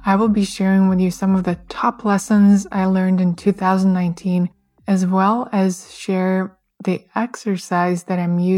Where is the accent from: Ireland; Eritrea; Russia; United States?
Russia; moved away; I grew up in Russia, where New Year's is the biggest holiday